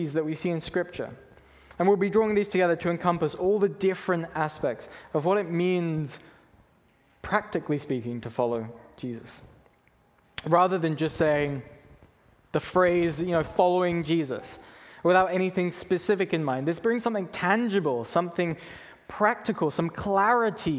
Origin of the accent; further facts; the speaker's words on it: England, United Kingdom; now in Canada; When I was younger, I grew up in England